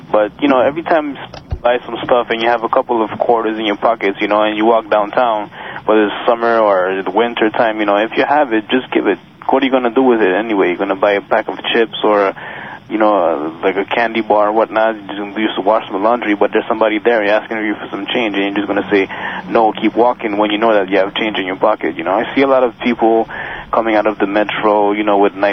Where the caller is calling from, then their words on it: Montreal, Quebec, Canada; I'm calling from Montreal.